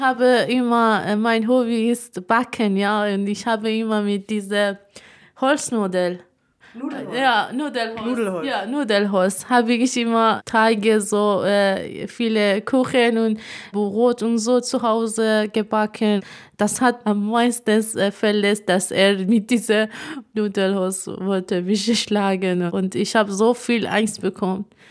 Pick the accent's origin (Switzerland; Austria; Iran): Iran; German is a second language; moved away as an adult; now in Germany; Iran, wo ich groß geworden bin